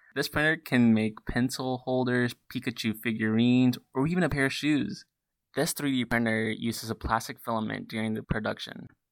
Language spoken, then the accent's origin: English; Black Mountain, North Carolina, United States; I'm from Black Mountain, North Carolina